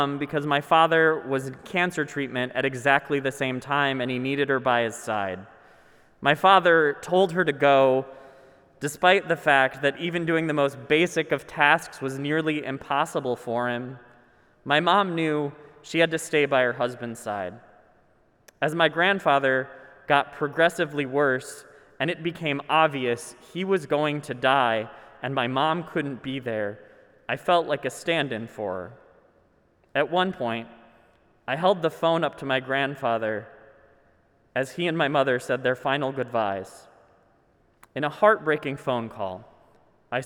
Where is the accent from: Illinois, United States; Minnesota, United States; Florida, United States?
Minnesota, United States; I'm Minnesotan